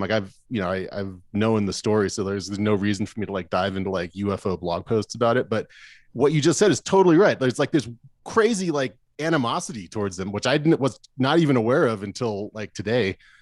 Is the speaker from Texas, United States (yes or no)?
no; Arizona, United States; I grew up in Arizona